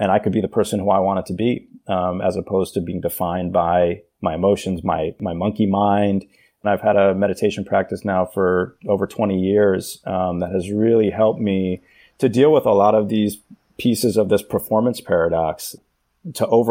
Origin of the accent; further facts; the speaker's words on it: New York City, New York, United States; I grew up in New York City in the 80s and 90s